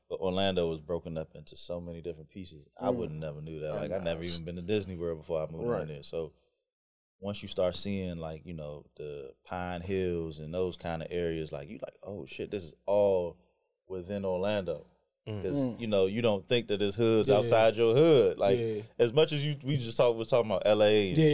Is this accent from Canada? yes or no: no; Jamaica; moved away; grew up in the country, and you know, I'm Jamaican